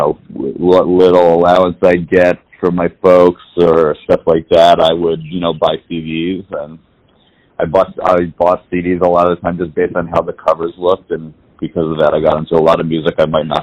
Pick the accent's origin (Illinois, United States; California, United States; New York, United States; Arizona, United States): New York, United States; New York City; I was born and raised in New York City